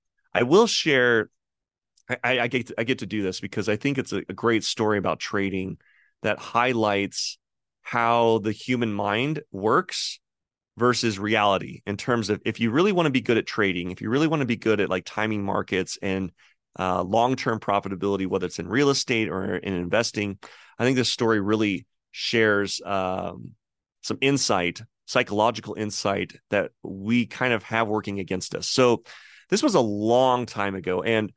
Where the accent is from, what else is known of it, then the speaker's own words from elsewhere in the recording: California, United States; It was the house that I grew up in California.